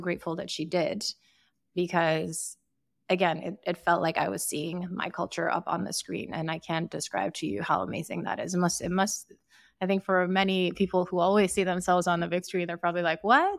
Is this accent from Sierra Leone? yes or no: yes; Sierra Leone; also born or lived in Ukraine; now in United States; growing up in Sierra Leone